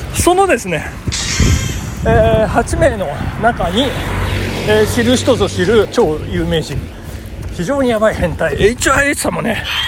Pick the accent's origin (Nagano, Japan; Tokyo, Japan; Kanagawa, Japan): Nagano, Japan; 中学の長野市立東部中学校っていうんですけどそこの、えっ、ー、と、テニス部の同窓会